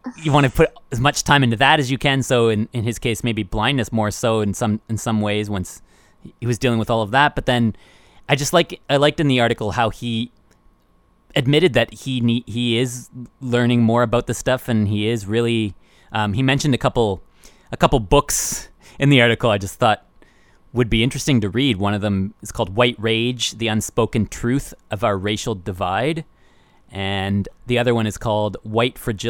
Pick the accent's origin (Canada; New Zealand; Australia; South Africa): Canada; Woodstock, Ontario; also born or lived in Toronto; us being raised in Woodstock, or in and around Woodstock, Ontario